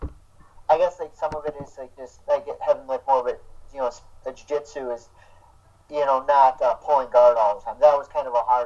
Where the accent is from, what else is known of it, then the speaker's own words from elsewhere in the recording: Saginaw, Michigan, United States; I'm obviously from Saginaw, a little small town up here in Michigan